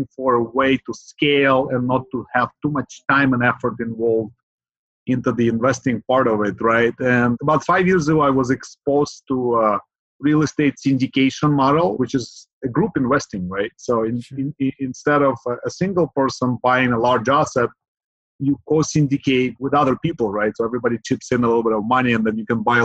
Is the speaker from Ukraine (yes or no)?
yes; Ukraine; now in Bay Area, United States; So originally I'm from Ukraine. I have immigrated more than 25 years ago. And since then I have lived in the Bay Area in Silicon Valley